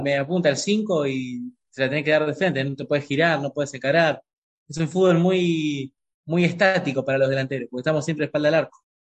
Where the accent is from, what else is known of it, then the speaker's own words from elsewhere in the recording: San Martín, Buenos Aires Province, Argentina; moved away as an adult; also born or lived in Ibiza, Spain / Marbella, Spain; now in Madrid, Spain; nosotros somos de San Martín, pero bueno, siempre fui un hincha de Quilmes, de chiquito